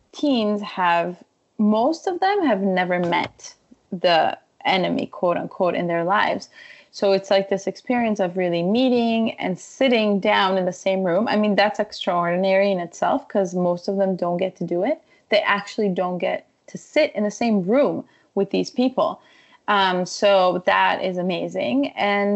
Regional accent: Israel; moved away; also born or lived in Ukraine / Jerusalem; I come from Israel. I grew up in Israel

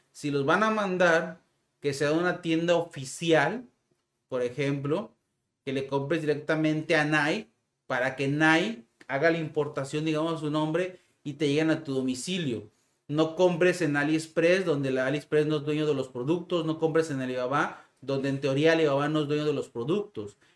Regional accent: Mexico; Aproximadamente, este, soy de México.

